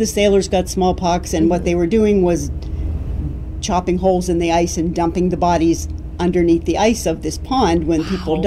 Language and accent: English; Girard, Pennsylvania, United States; out in the county, Girard, where that's my hometown. I grew up hearing all the ghost stories, and there's a ton of ghost stories in Girard